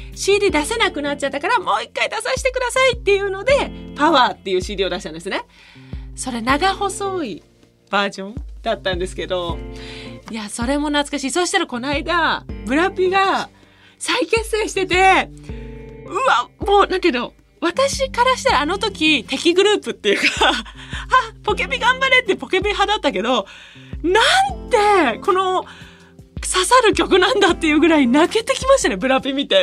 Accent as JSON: {"language": "Japanese", "region": "Niigata", "country": "Japan", "tie": "born or raised there", "moved": "yes", "said": "私ね新潟出身"}